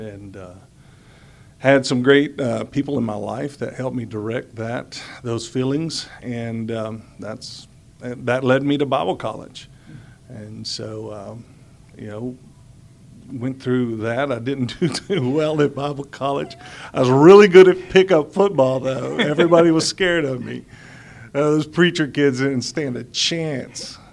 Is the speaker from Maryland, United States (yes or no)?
no; Houston, Texas, United States; also born or lived in Atlanta, Georgia; I was born in Atlanta, Georgia, and uh, but I've been raised in Houston since I was five years old